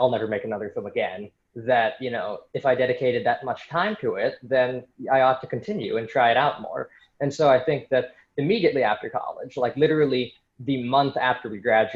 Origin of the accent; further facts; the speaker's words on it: San Francisco, California, United States; moved away as an adult; also born or lived in New York City; I'm from San Francisco originally